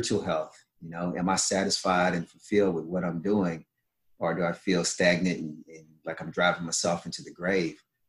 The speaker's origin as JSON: {"language": "English", "region": "Kentucky", "country": "United States", "tie": "born or raised there", "said": "growing up in Kentucky, you know, born in the 60s"}